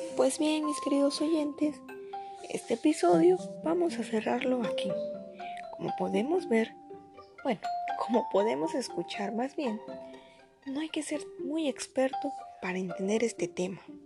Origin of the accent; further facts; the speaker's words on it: Mexico; Soy orgullosamente mexicana